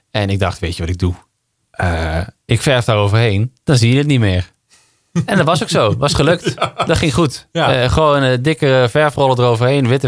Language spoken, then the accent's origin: Dutch; Limburg, Netherlands; Ik ben definitief weg uit Limburg. Ik kom er nog wel eens hè, met, met kerst en oud en nieuw. Dan ga ik gewoon even langs mijn moeder.